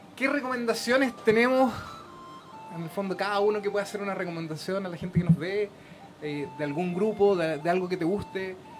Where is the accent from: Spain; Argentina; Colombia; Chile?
Chile; nosotros como chilenos